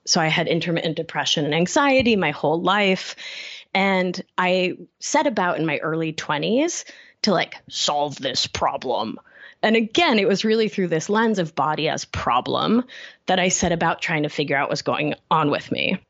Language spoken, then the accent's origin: English; Argentina; also born or lived in Brooklyn, New York City; now in New York City, United States; I'm from Argentina, which is a place, a new culture with a lot of emphasis on thinness.